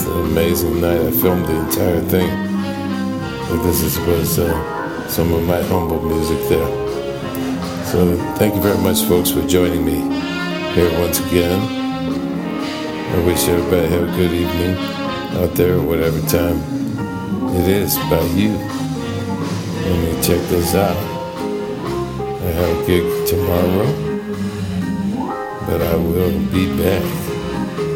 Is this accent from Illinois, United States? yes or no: yes; Chicago, Illinois, United States; my home birthplace town. I was born in Chicago.